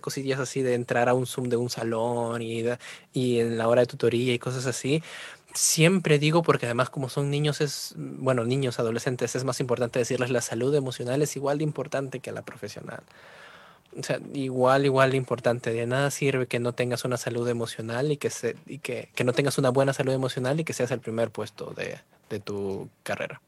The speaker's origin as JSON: {"language": "Spanish", "town": "Trujillo", "region": "La Libertad", "country": "Peru", "tie": "born or raised there", "moved": "as an adult", "lives_now": "Spain", "said": "soy de Trujillo, Perú"}